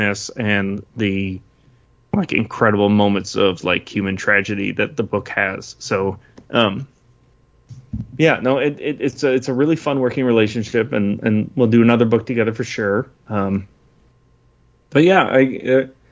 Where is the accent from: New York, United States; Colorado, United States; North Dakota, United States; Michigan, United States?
Michigan, United States; Southeast; I grew up in Southeast Michigan